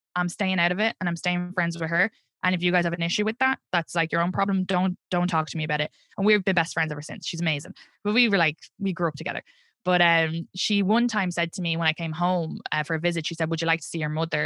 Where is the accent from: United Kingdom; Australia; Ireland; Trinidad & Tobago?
Ireland; accent: Irish; moved away as an adult; now in Brooklyn, United States; I'm from Ireland